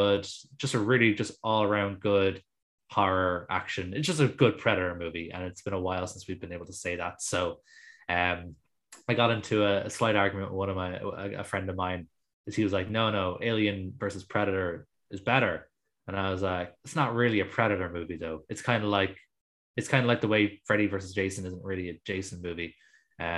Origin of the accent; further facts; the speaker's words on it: Ireland; as an Irish person